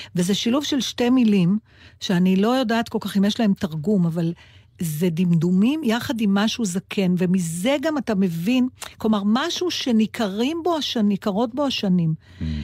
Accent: Israel; אני מישראל

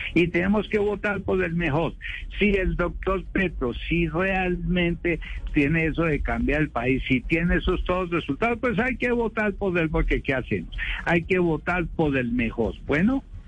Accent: Bogotá, Colombia; yo me acuerdo de niño las buses en Bogotá, los buses azules

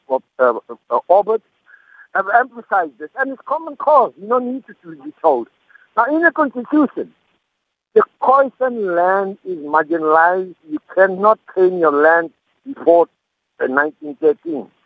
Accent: South Africa; I must ask myself, as a South African citizen, I'm in a democratic country.

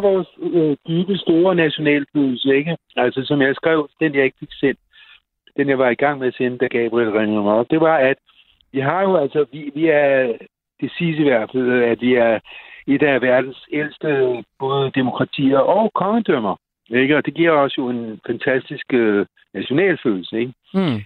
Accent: Copenhagen, Capital Region of Denmark, Denmark; os københavnere

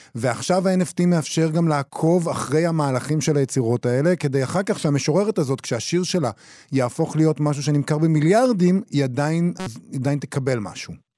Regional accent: Israel

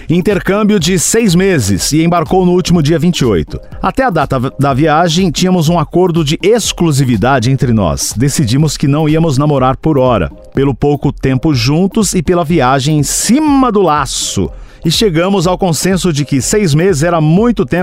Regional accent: Balneário Camboriú, Santa Catarina, Brazil; tenho 27 anos, estou me formando em Direito. Sou de Balneário Camboriú.

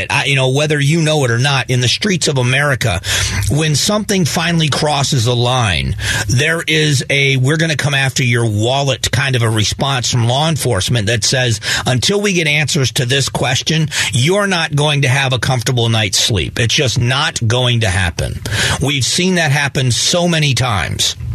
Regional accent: Southwest Florida, United States; I was raised in Southwest Florida. I still, you know, have a romance about where I grew up.

